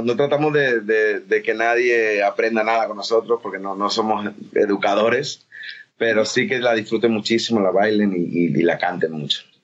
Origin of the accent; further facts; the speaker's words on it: Spain; era un loco español que hacía música latina